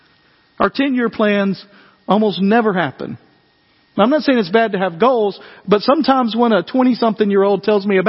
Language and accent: English; West Tennessee, United States; moved away; I grew up in West Tennessee